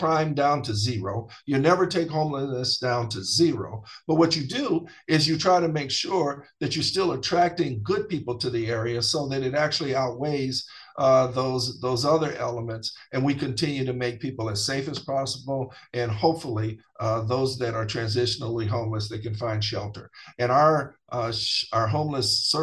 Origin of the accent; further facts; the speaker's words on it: Elkhart, Indiana, United States; I went to elementary, middle school, and high school here